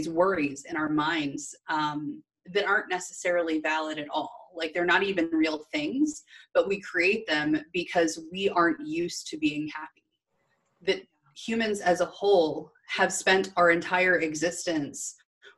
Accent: Midwest, United States; I was raised in the Midwest in corporate.

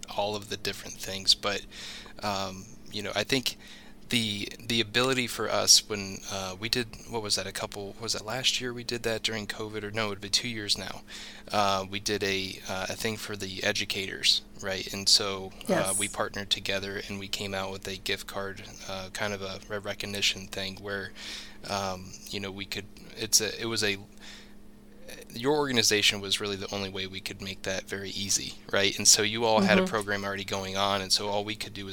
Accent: Ashland, Ohio, United States; growing up in Ashland

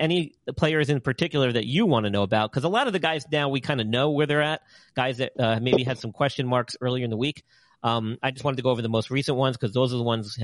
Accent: New York, United States; now in Carolina, United States; here in Carolina where I live. Even though I'm from New York

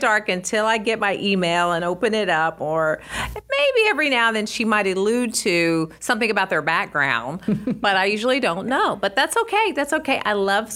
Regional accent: Oklahoma, United States; now in Texas, United States; I'm from Oklahoma. Boomer Sooner, born and bred. Very proud to be from Oklahoma. And I grew up on a ranch way out in the country.

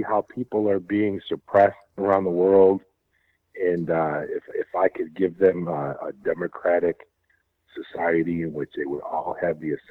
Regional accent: New York, United States; I'm from New York, sir

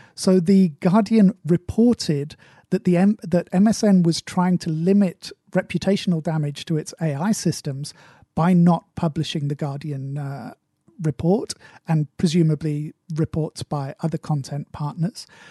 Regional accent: United Kingdom; accent: British English; as a British English speaker

